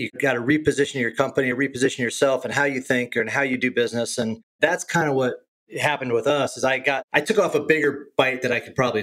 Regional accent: Illinois, United States; also born or lived in Boulder; now in San Diego, United States; I grew up in Illinois

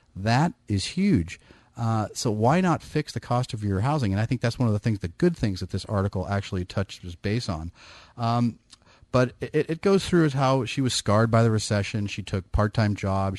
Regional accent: Bay Area, California, United States; I'm born and bred in the Bay Area.

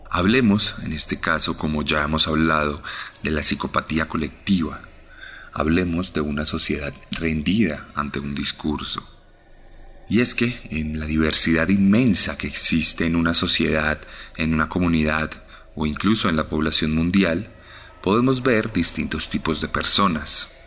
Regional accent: Colombia

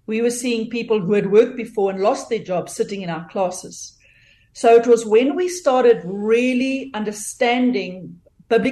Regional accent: South Africa; moved away as an adult; now in North Georgia, United States; I am originally from South Africa.

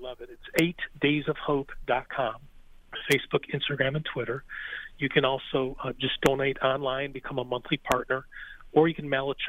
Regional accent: Buffalo, New York, United States; We love being in the Northeast in Buffalo. And, of course, there's extra oomph for me being my hometown.

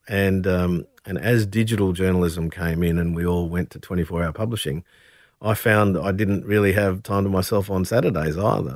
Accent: Brisbane, Queensland, Australia; a young man growing up in Brisbane

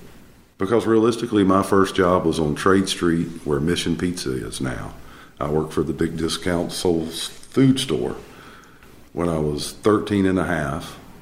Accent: Winston-Salem, North Carolina, United States; I grew up in Winston, lived over by Renola Village, went to Summit School, went to Reynolds High School, went to Paisley

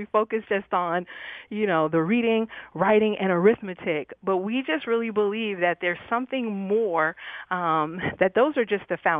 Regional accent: New York, United States; now in Dallas, United States; I'm a New Yorker

